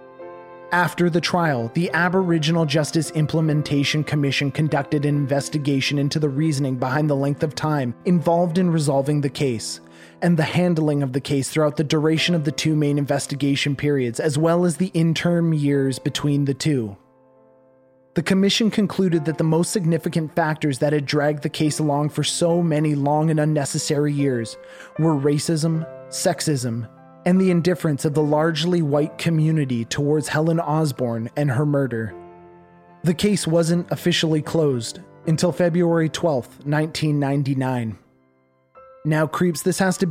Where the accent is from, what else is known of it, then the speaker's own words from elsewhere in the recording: Canada; As a Canadian, we learn about the Underground Railway